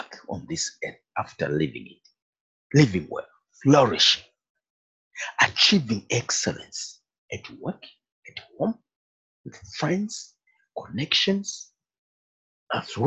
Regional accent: Zambia; moved away; also born or lived in Zimbabwe; I was born in Africa. Actually born in Zimbabwe. I'm in Zimbabwe. Later, we went to live in Zambia. My parents moved to Zambia. And I went to school there

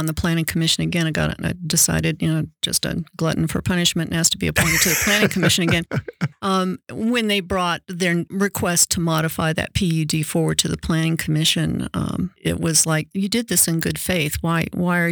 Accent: North Carolina, United States; now in Colorado, United States; I grew up in North Carolina, too

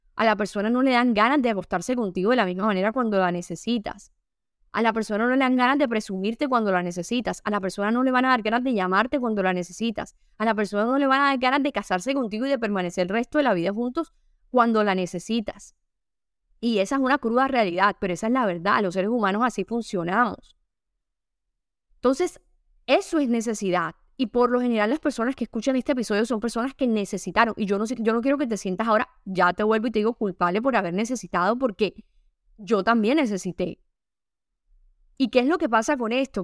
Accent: Caribbean coast of Colombia, Caribbean Region, Colombia; yo soy costeña

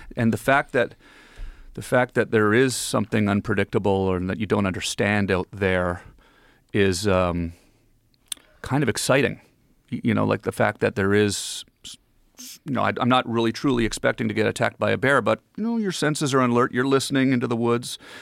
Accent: Ottawa, Ontario, Canada; born or raised there; moved away as an adult; also born or lived in Los Angeles

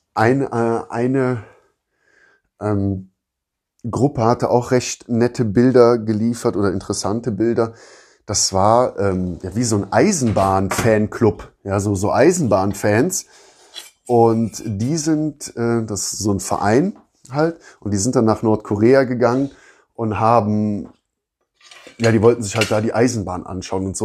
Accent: Rhineland, Germany; now in Southern Germany, Germany; da, wo ich aus dem Rheinland, also da, wo ich herkomme, also im Rheinland

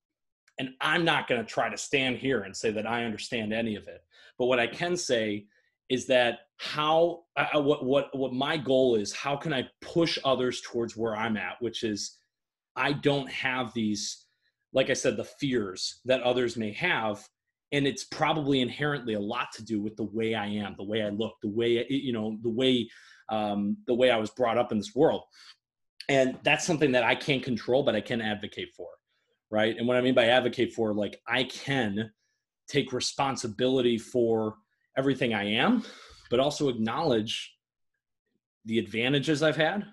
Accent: Michigan, United States; my home state of Michigan

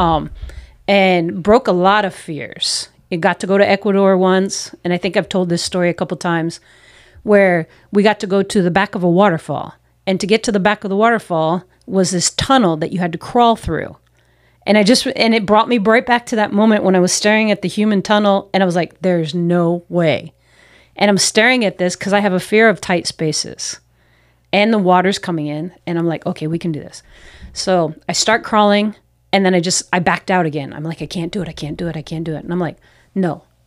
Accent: United States; moved away as an adult; also born or lived in New York / Philadelphia; now in Peru; as American uh, North Americans

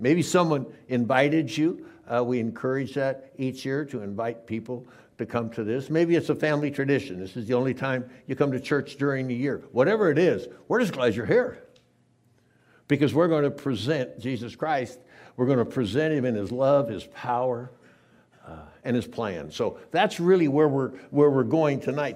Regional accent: San Diego, California, United States; I grew up in San Diego, lived in a town, kind of a duplex with my grandparents until I was 11 years old

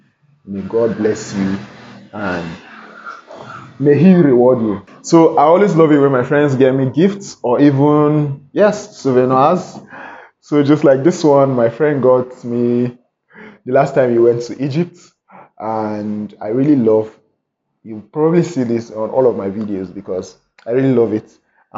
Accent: Kaduna, Kaduna State, Nigeria; also born or lived in Lagos / Delta State; now in Abuja, Nigeria; oh, I was born in Lagos and then I moved to Kaduna, but I'm actually from Delta State.

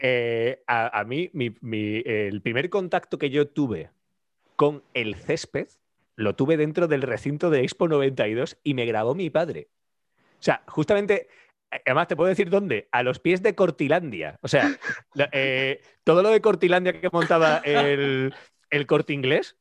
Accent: Andalusia, Spain; moved away as an adult; now in Zaragoza, Spain; nosotros somos andaluces

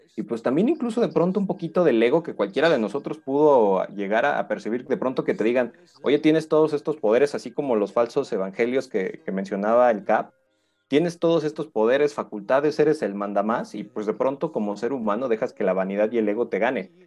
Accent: Mexico; crecimos con, este cine católico, muchos de nosotros en, la cultura mexicana

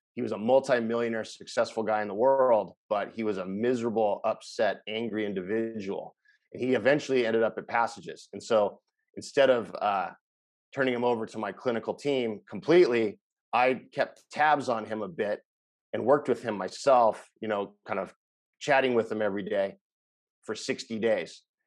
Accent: Los Angeles, California, United States; moved away as an adult; now in Costa Rica; I'm from Los Angeles, California, where I ran a bunch of inpatient facilities

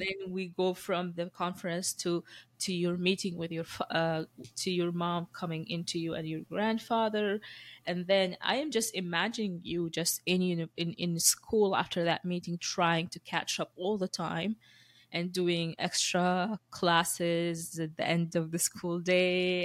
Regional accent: Sudan; moved away; also born or lived in Moscow / Dubai; I went to sc-, schooling in, in Sudan, and then I left to Dubai

